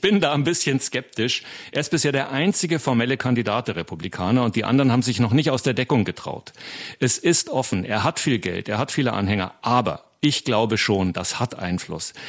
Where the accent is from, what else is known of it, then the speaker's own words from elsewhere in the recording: Germany; now in United States; bei uns in Deutschland